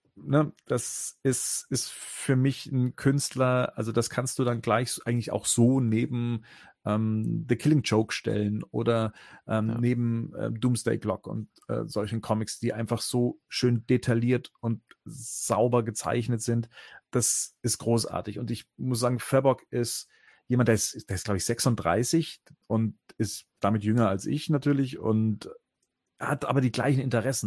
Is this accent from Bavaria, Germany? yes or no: yes; Munich area, Bavaria, Germany; ich komme aus dem Münchner Raum